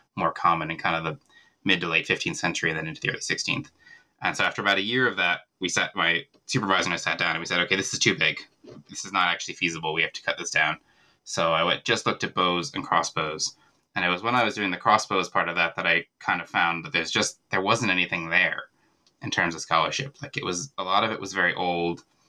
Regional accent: central Virginia, United States; moved away as an adult; also born or lived in Dublin, Ireland; now in Ireland; I'm originally from America. I grew up in central Virginia

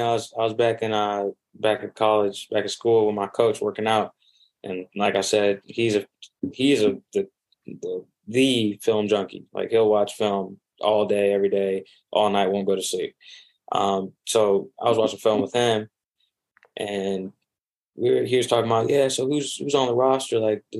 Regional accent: Manhattan, Kansas, United States; I came from Manhattan, Kansas, like, you're not hearing a lot of people. You're not hearing a lot of people from there.

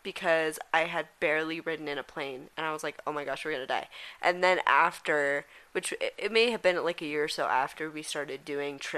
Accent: Colorado, United States; we were born here

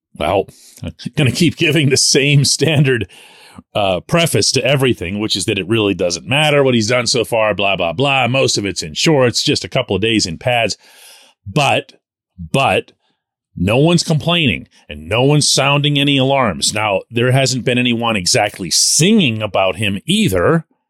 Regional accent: Pittsburgh, Pennsylvania, United States; I'm born and raised in Pittsburgh

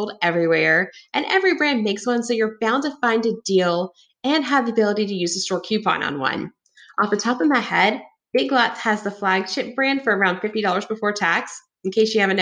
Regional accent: the South, United States; I was raised in the South

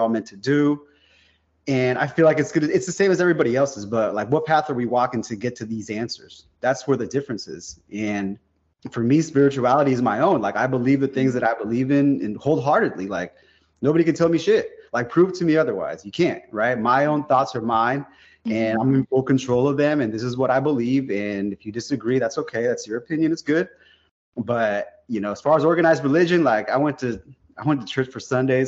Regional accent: South San Francisco, California, United States; now in Modesto, United States; I grew up in South San Francisco. I live about 100 miles out there in the valley, kind of beneath Sacramento a little bit, in a town called Modesto.

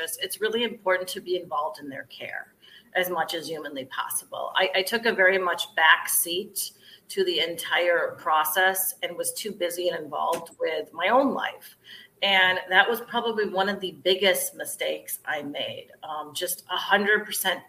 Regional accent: Ohio, United States; moved away as an adult; also born or lived in upstate New York; now in Chicago, United States; I'm a Midwestern girl, so I'm originally from Ohio and then came to upstate New York to go to college and settled back in the Midwest

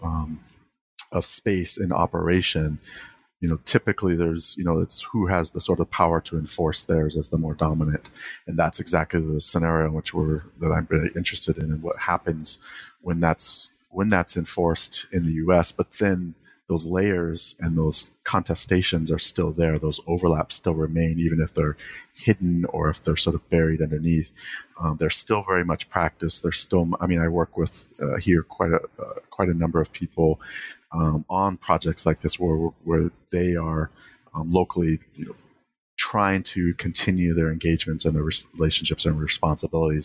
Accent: Santa Rosa, California, United States; when I grew up in the Bay Area, in the particular town, Santa Rosa, California

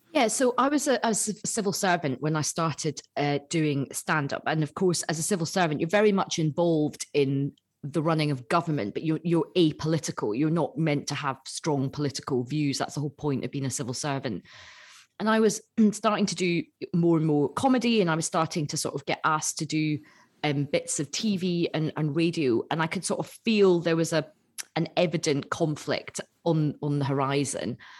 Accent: Glasgow, Scotland, United Kingdom; I'm from Glasgow.

